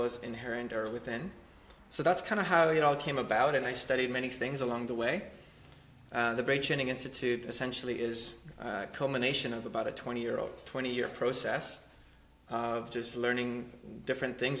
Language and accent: English; Poland; I was born in Poland